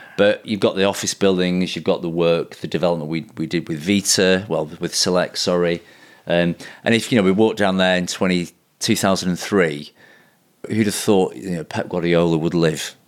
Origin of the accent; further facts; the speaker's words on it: Blackburn, North West England, United Kingdom; also born or lived in Manchester; my hometown of Blackburn